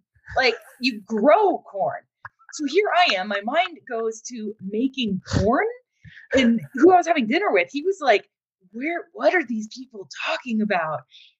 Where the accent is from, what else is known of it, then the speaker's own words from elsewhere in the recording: Ohio, United States; I'm from Ohio